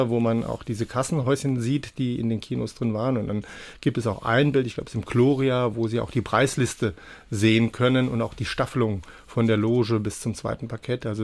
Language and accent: German; Neunkirchen, Saarland, Germany; Ich komme selbst aus Neunkirchen